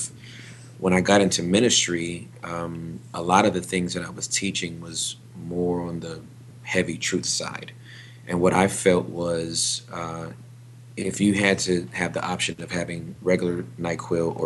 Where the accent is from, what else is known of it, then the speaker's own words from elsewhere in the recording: Inglewood, California, United States; moved away as an adult; also born or lived in West Covina, California; now in Texas, United States; I was born and raised in Southern California, in Inglewood.